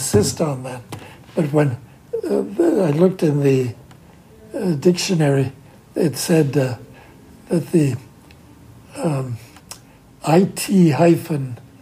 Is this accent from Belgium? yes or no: no; Canada; now in United States; I grew up in Canada, and all the time I've been living here